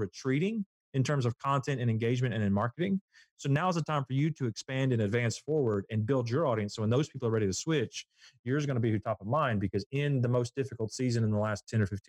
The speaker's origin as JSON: {"language": "English", "region": "Southeast Alabama", "country": "United States", "tie": "born or raised there", "said": "I grew up in Southeast Alabama, and Southeast Alabama is known as the peanut capital of the world."}